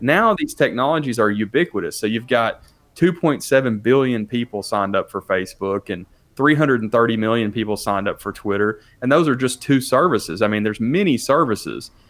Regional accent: Nashville, Tennessee, United States; I'm a city kid. I grew up in Nashville

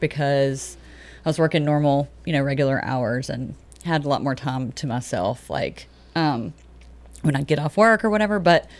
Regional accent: the South, United States; I'm new and I'm young and I'm from the South.

